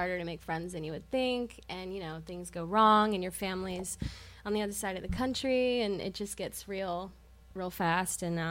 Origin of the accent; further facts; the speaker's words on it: Georgia, United States; moved away as an adult; also born or lived in Pittsburgh / Denver; now in Cambridge, Massachusetts, United States; It's all I've ever known was growing up in the South